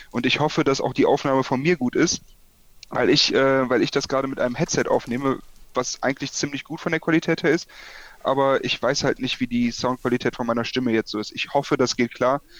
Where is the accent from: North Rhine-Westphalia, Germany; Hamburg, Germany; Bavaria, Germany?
North Rhine-Westphalia, Germany; Aachen; born there; now in Aschaffenburg, Germany; ja, gebürtiger Aachener. Äh, Aschaffenburg ist nicer, als man denkt. Also ich bin da irgendwie gezwungenermaßen hingegangen ähm, für mein Studium.